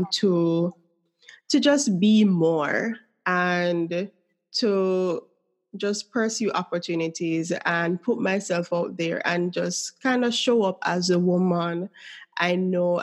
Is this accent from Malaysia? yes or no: no; Jamaica; accent: Jamaican